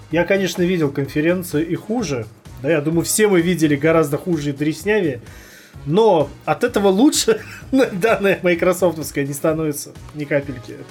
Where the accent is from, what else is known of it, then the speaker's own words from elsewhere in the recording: Georgia; А, а, я грузи, а я грузин, меня тоже нельзя, тоже